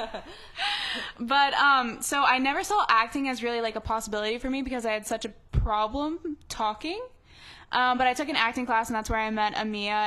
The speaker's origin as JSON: {"language": "English", "town": "Wynnewood", "region": "Oklahoma", "country": "United States", "tie": "born or raised there", "moved": "as an adult", "lives_now": "Los Angeles, United States", "said": "I grew up in Wynnewood, Oklahoma, which is a really small town in southern Oklahoma."}